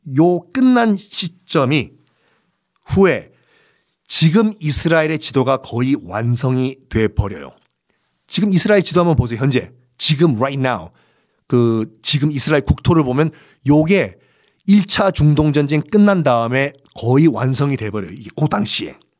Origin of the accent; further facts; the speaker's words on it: Busan, South Korea; 고향이 부산이니까